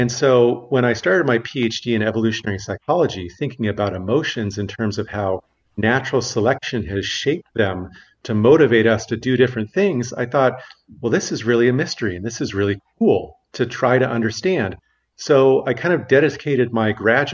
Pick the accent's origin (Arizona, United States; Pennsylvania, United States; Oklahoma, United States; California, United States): Arizona, United States; Phoenix; moved away as an adult; also born or lived in Albuquerque, New Mexico; now in Amsterdam, Netherlands; I was born and raised in Phoenix, Arizona